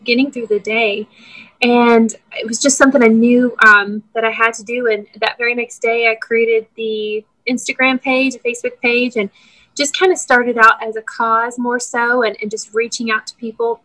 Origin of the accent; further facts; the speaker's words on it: Mount Juliet, Tennessee, United States; We're both from Mount Juliet